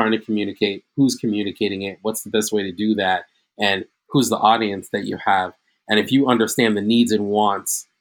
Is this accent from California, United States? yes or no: no; New York City, New York, United States; also born or lived in Queens, New York; I was born in Queens, raised in Brooklyn.